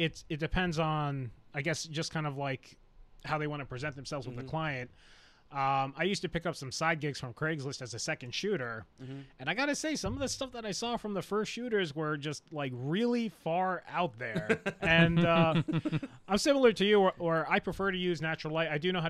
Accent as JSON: {"language": "English", "town": "Clifton", "region": "New Jersey", "country": "United States", "tie": "born or raised there", "moved": "as an adult", "said": "I'm originally from North Jersey. Okay. Yeah, North Jersey, New York area. So I grew up in Clifton, went to school at Patterson, spent a lot of time in the Bronx."}